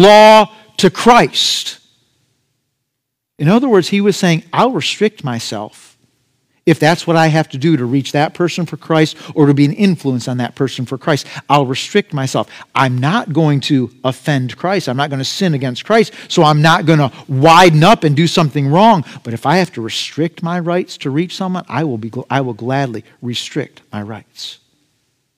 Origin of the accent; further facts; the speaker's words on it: United States; as an American